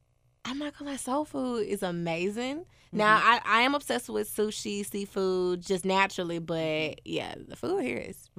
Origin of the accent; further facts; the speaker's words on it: Oceanside, California, United States; now in Memphis, United States; I'm from Oceanside.